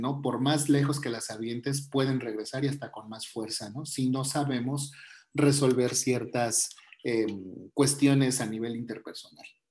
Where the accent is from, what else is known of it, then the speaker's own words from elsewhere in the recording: Mexico; nosotros como mexicanos este, tenemos toda esta cultura